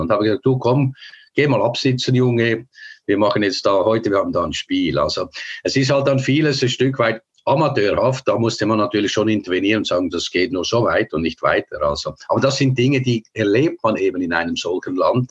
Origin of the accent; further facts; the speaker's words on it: Switzerland; moved away as an adult; Aber ich bin natürlich in der Schweiz geboren, habe alles in der Schweiz gemacht.